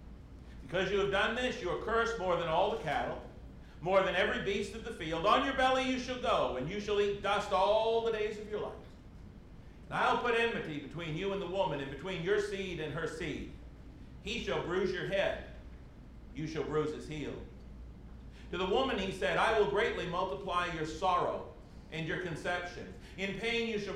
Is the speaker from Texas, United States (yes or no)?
no; Maine, United States; now in Oklahoma, United States; my home state of Maine